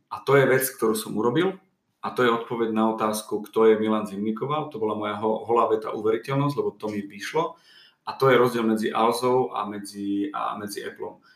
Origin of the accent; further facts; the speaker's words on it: eastern Slovakia, Slovakia; moved away; som z východu